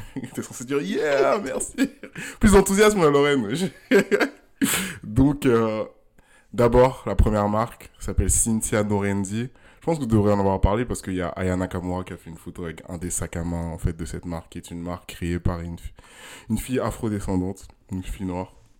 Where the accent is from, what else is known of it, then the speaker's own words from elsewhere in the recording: Ghana; moved away; also born or lived in Togo; j'ai grandi au Ghana